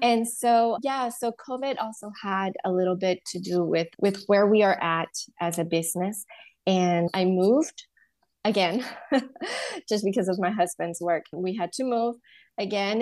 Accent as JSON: {"language": "English", "country": "Honduras", "tie": "born or raised there", "also_born_or_lived": "Louisiana, United States", "moved": "as an adult", "lives_now": "United States", "said": "I was born and raised in Honduras"}